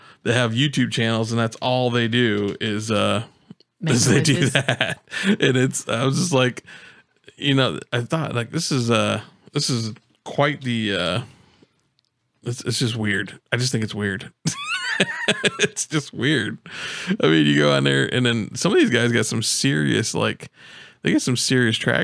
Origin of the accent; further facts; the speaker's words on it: Michigan, United States; moved away as an adult; now in Florida, United States; I'm from Michigan